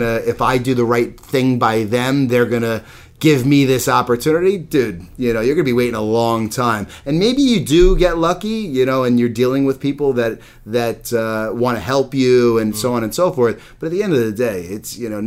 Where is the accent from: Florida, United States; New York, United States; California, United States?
New York, United States; Long Island; I'm from Long Island.